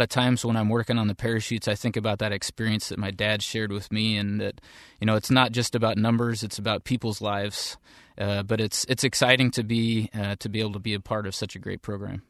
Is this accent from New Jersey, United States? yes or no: no; Seattle area, Washington, United States; I grew up in the Seattle area